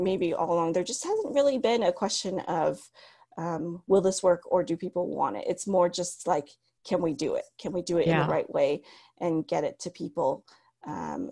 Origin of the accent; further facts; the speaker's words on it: United States; first language Cantonese; moved away as an adult; also born or lived in Shenzhen, China / Hong Kong / Nairobi, Kenya; I'm Chinese American